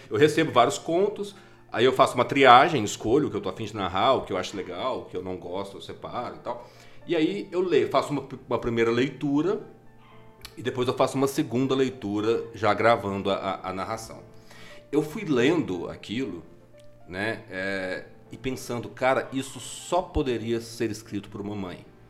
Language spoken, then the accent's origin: Portuguese; Minas Gerais, Brazil; accent: mineiro; os meus R's de, de, de mineiro